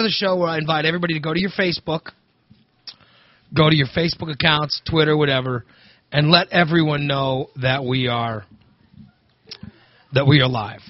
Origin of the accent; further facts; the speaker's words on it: United States; I'm an American